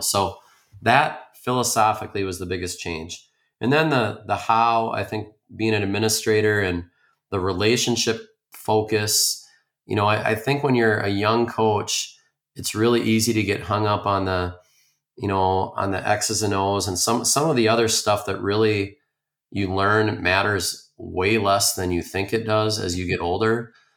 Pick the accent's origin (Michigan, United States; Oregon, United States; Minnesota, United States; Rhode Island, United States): Minnesota, United States; Spring Lake Park; I grew up in the Twin Cities, uh, Spring Lake Park.